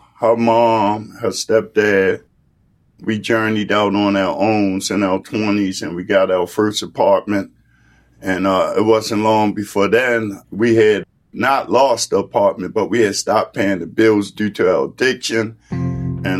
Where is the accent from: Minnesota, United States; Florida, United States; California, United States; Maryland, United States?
Maryland, United States; Baltimore; I grew up in East Baltimore